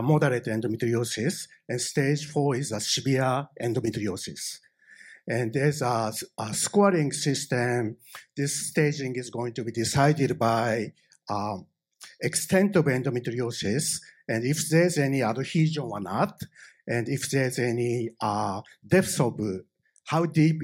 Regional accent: Japan; accent: thick Japanese; English is a second language; English is not my native language, so I have a thick Japanese accent.

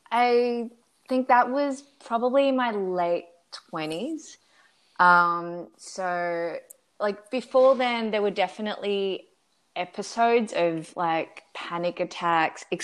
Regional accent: Australia; also born or lived in Shanghai / Taipei / Berlin; now in Los Angeles, United States; So, I was born in Shanghai, China, and I went to Australia when I was five.

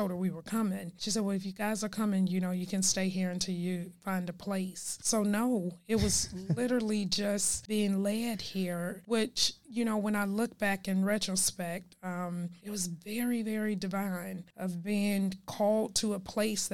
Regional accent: Chicago, Illinois, United States; moved away as an adult; now in Dallas, United States; Born and raised in Chicago, never lived anywhere else

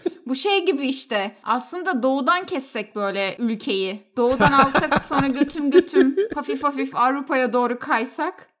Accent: Turkey

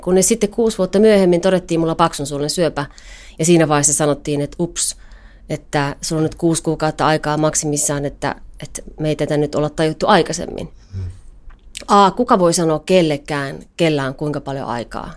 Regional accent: Kajaani, Kainuu, Finland; now in Helsinki, Finland; Mä oon Kajanista kotosin

